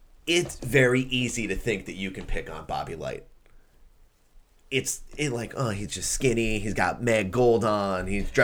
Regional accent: Sheepshead Bay, New York, United States; Dude, yeah, I don't give a fuck. I'm from Sheepshead Bay.

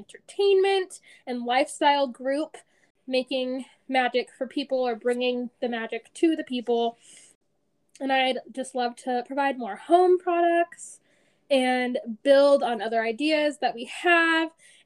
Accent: Colorado, United States; also born or lived in Kansas / Austin, Texas; I am born and raised in Colorado.

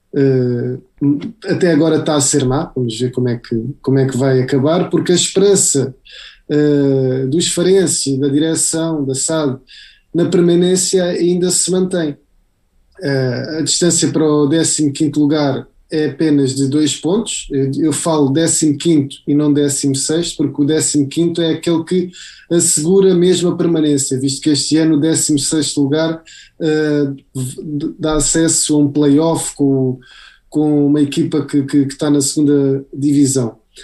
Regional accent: Faro, Algarve, Portugal; somos cá da terra, somos de Faro

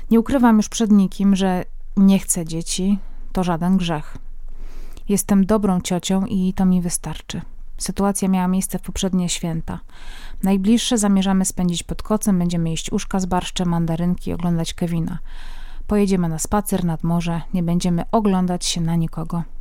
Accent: Silesian Voivodeship, Poland; Pochodzę ze Śląska, a w moim domu tradycyjne prezenty na święta przynosiło dzieciątko.

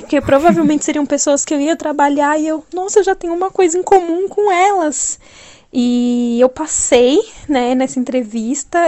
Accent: São Paulo, Brazil; sou de São Paulo

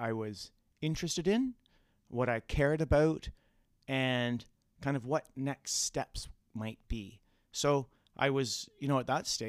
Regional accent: Bracebridge, Ontario, Canada; I'm from Bracebridge, a couple hundred kilometers northwest of here.

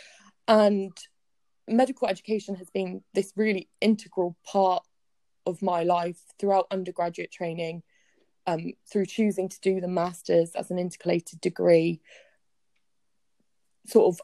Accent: Plymouth, South West England, United Kingdom; also born or lived in Bristol / Taunton; I'm now back in Plymouth, where I was raised here in Plymouth, went to school here, trained here

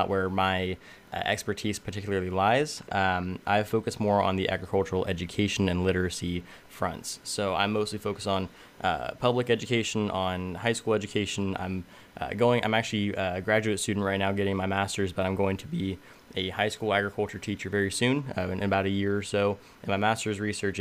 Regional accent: Tulare, California, United States; I was born and raised in Tulare, California, so I'm smack dab in the middle of the Central Valley.

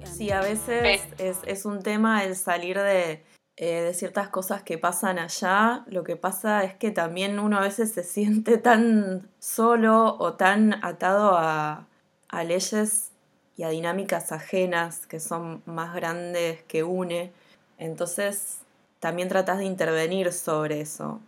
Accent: La Matanza, Buenos Aires Province, Argentina; nací y me crié en La Matanza

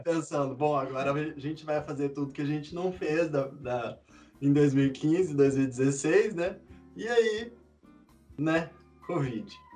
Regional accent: Boa Esperança, Minas Gerais, Brazil; moved away as an adult; now in Burnaby, Canada; Eu sou de Minas, bem do sul

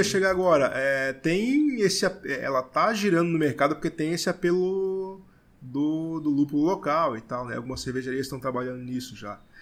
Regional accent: Blumenau, Santa Catarina, Brazil; eu que sou de Blumenau

